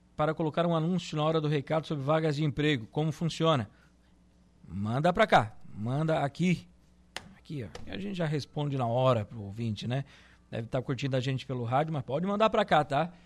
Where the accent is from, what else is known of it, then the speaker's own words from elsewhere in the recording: Suranga, Santa Catarina, Brazil; Me criei na Suranga, né? Só quem se criou na Suranga sabe